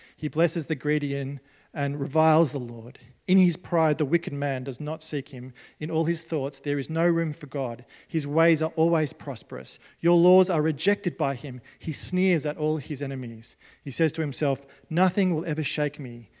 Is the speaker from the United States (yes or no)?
no; Australia; As Australian Christians